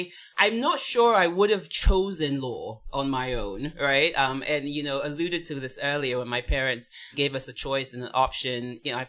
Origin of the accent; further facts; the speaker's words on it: England, United Kingdom; born there; also born or lived in United States; So I was born in England. My parents are from Nigeria, but I also schooled in the US as well.